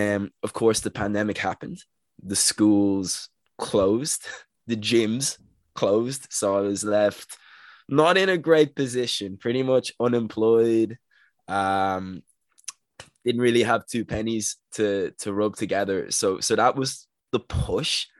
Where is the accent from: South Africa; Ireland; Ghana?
Ireland; Dublin, Leinster; I'm from Dublin in Ireland